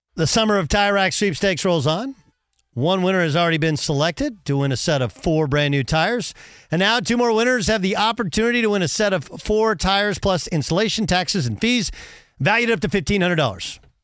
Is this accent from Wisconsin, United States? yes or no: yes; Milwaukee, Wisconsin, United States; I was born in Milwaukee